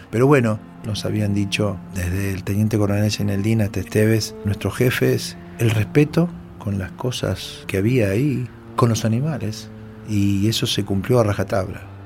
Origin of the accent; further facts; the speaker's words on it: Monte Maíz, Córdoba, Argentina; moved away as an adult; also born or lived in Buenos Aires / Laborde, Córdoba; luego de unos meses mi familia se trasladó a un pueblito de la ciudad de Córdoba, La Borde, luego de allí a los 6 en Montemaíz y de ahí estuve hasta los 18.